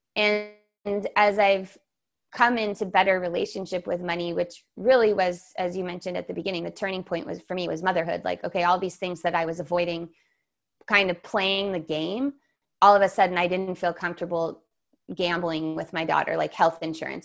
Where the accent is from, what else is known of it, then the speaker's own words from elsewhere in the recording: San Diego, California, United States; I grew up in San Diego